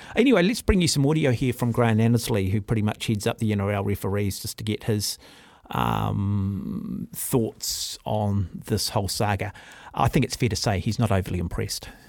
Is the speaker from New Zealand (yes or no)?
yes; New Zealand; Being a New Zealander